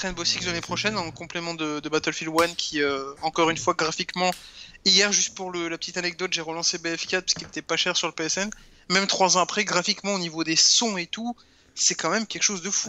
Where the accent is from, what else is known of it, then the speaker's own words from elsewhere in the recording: Grenoble, Auvergne-Rhône-Alpes, France; je suis un grenoblois de base, donc la montagne, ça fait partie de mon enfance